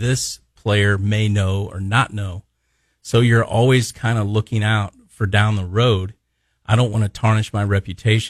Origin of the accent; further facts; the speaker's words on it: Midwest, United States; we're from the Midwest